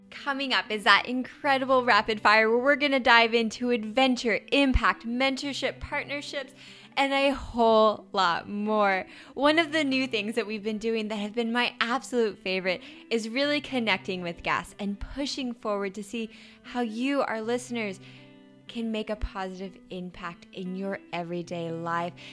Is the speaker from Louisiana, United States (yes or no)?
no; Idaho, United States; moved away as an adult; also born or lived in Bozeman, Montana; I grew up in Idaho and then went to school in Bozeman, Montana.